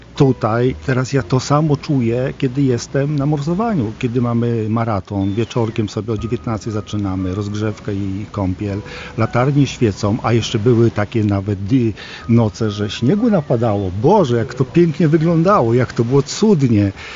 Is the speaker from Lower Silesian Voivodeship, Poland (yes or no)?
no; Włodawa, Lublin Voivodeship, Poland; now in Lublin, Poland; Ja jestem z Nadbuga, y, urodziłem się we Włodawie, znam te tereny